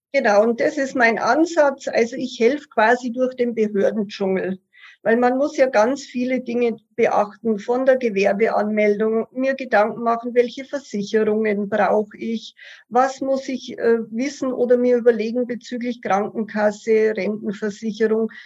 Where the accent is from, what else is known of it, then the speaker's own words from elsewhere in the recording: Passau, Bavaria, Germany; now in Munich, Germany; ich komme gebürtig aus Passau und wohne seit über 25